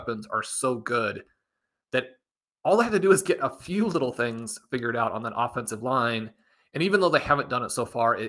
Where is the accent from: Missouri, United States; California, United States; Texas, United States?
Missouri, United States; Kansas City; growing up in Kansas City, attending all these games in Arrowhead.